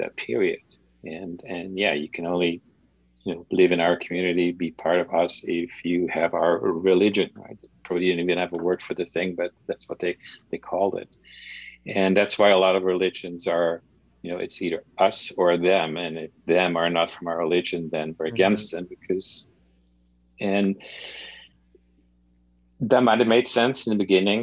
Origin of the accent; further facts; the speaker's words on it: Netherlands; moved away; when I grew up in the Netherlands